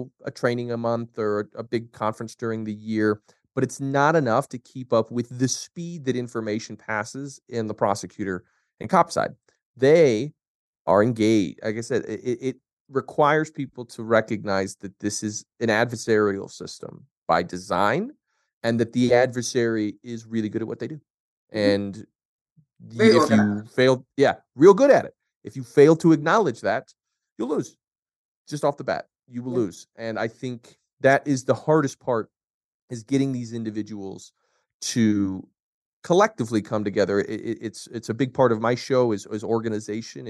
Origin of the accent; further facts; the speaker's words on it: Colorado, United States; my home state of Colorado